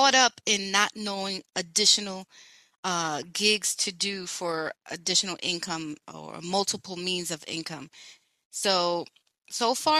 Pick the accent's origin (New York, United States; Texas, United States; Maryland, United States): New York, United States; New York City; born and raised in New York City